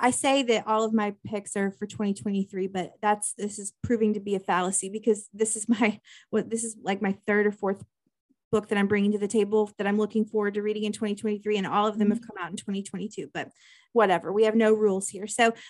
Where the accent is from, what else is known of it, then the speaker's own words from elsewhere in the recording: Midwest, United States; I love that because I'm from the Midwest.